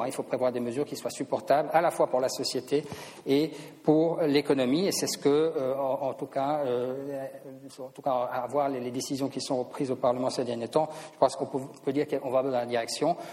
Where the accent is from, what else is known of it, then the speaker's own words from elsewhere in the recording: Switzerland; en tant que Suisse